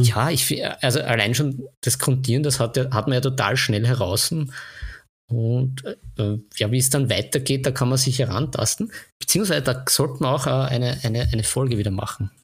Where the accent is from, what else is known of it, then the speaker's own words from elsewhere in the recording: Vienna, Austria; bei uns in Wien